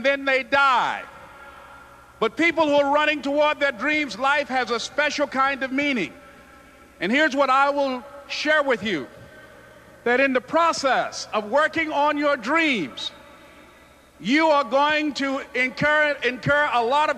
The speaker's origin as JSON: {"language": "English", "town": "Miami", "region": "Florida", "country": "United States", "tie": "born or raised there"}